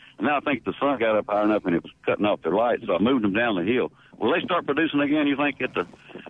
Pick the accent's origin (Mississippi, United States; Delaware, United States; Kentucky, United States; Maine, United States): Mississippi, United States; Sunflower County; born or raised there; also born or lived in Tallahatchie County, Mississippi